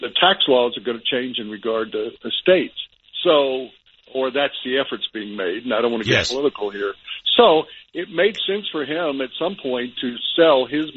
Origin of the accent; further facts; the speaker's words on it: the South, United States; when I was growing up in the South